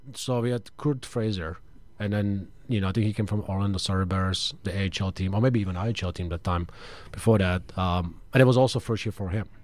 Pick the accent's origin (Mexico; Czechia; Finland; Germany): Czechia; moved away; also born or lived in Michigan; I'm from Czech